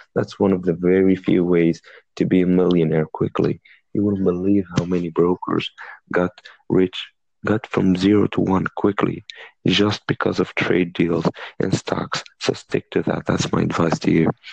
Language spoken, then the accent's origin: English; Tunisia; I'm from Tunisia. It's a country in North Africa.